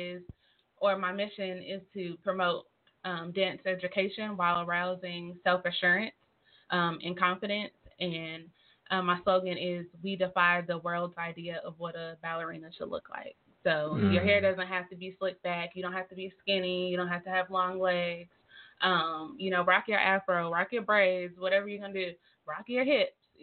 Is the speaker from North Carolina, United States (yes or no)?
yes; North Carolina, United States; moved away as an adult; now in Tulsa, United States; I'm not from Tulsa. I'm from North Carolina. So coming here, I was a new face.